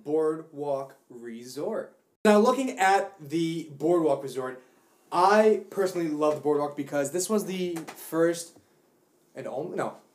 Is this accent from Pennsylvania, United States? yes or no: no; New Jersey, United States; being a Jersey boy, and we're all from Jersey here